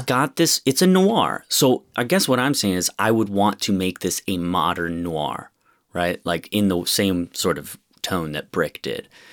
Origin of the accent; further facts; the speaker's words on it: Rochester, New York, United States; I'm from Rochester, New York, which is a pretty small city